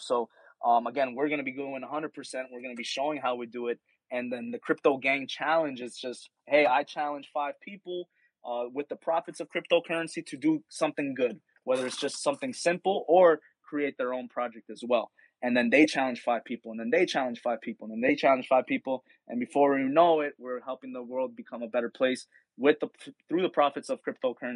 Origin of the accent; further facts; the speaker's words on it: Miami, Florida, United States; I'm from Miami. There's a big Haitian community here